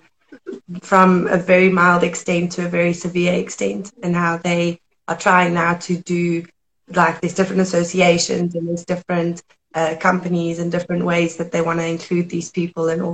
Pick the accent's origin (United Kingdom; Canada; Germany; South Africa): South Africa; moved away as an adult; now in Hanoi, Vietnam; I'm originally from South Africa, currently living in Vietnam, Hanoi